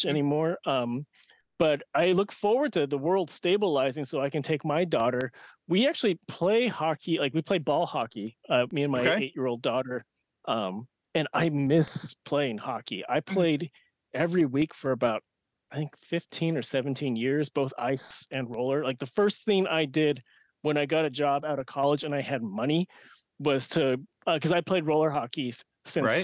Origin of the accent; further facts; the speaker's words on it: Bay Area, California, United States; I grew up in the Bay Area. I still live in the Bay Area